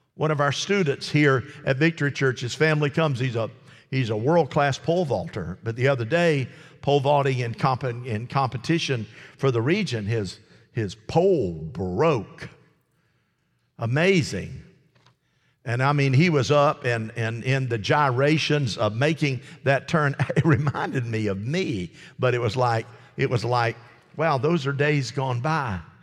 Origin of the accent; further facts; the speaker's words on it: United States; as an American